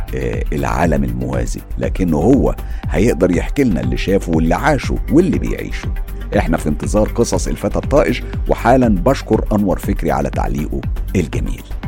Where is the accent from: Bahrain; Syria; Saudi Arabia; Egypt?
Egypt; now in London, United Kingdom; أنا مقيم في لندن لكن طبعا أنا مصري ودمي اللي بيجري جوايا دم مصري صافي 100%